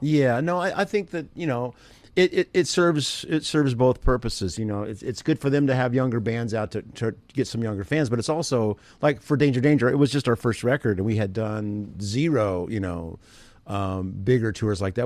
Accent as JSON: {"language": "English", "town": "Evansville", "region": "Indiana", "country": "United States", "tie": "born or raised there", "said": "I grew up in Evansville, Indiana"}